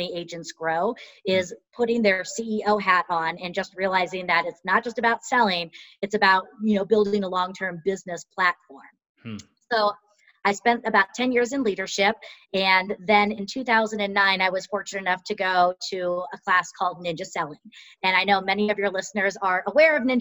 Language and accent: English; California, United States; moved away as an adult; now in Colorado, United States; So I was born and raised in California and relocated here to Colorado back in the mid-90s.